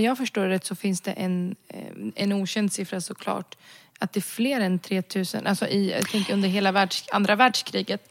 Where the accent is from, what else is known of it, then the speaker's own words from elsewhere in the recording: Sweden; jag är född och uppvuxen i Sverige